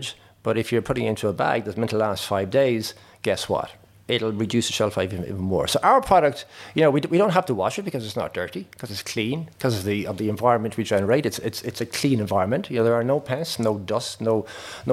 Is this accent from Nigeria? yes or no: no; Roscommon, Connacht, Ireland; moved away as an adult; also born or lived in United Kingdom / United States; I grew up in Roscommon, in a in a dairy, excuse me, it was dairy to an extent, but really it was a beet farm.